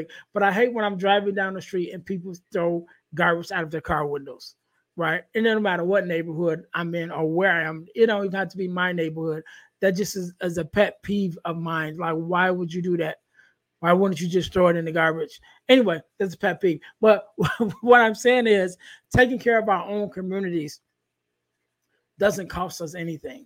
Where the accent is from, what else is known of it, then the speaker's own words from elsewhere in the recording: Chicago, Illinois, United States; I come from Chicago